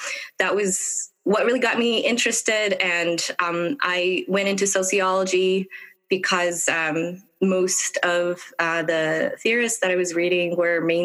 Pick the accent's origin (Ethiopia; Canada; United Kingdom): Ethiopia; now in United States; I'm originally from Ethiopia and immigrated here